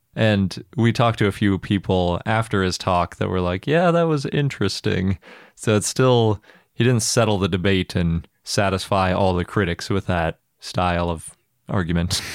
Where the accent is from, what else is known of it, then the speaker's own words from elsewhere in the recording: Milwaukee, Wisconsin, United States; my hometown museum